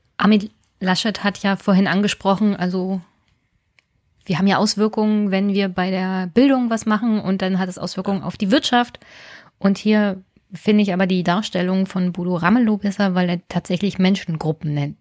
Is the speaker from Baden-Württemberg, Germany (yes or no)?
no; Brandenburg, Germany